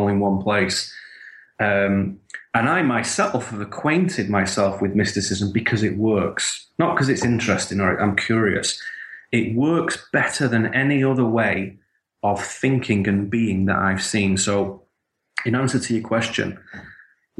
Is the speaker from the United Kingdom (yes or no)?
yes; the north of England, United Kingdom; Where I grew up in Northern England